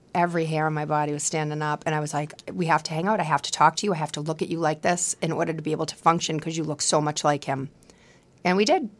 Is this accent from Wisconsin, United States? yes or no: no; Quincy, Massachusetts, United States; accent: Boston; My friends that I grew up with in Quincy